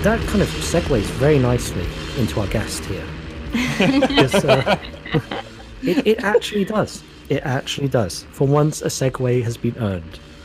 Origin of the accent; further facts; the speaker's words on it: Canada; also born or lived in Norwich, United Kingdom; I'm a Canadian Jew